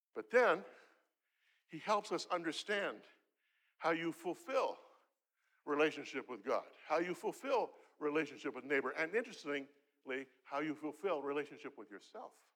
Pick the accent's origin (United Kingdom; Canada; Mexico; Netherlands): Canada; I'm from Canada.